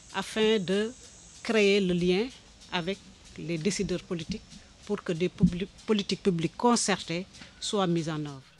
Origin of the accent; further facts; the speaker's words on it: Senegal; Je viens du Sénégal